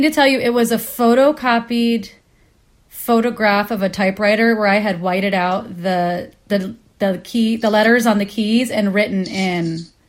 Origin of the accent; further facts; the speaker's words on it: Kansas, United States; because I grew up in Kansas in a religious household.